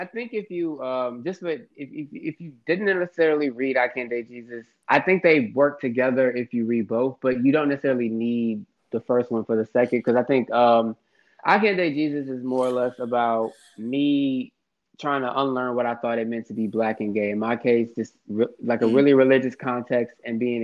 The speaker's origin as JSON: {"language": "English", "town": "Houston", "region": "Texas", "country": "United States", "also_born_or_lived": "Harlem, New York", "said": "I'm from Houston, but I'm actually in Harlem right now"}